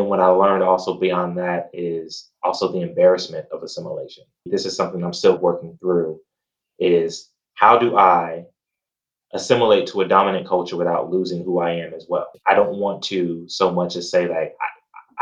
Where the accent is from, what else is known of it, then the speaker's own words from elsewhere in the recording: Gary, Indiana, United States; I grew up in Gary, Indiana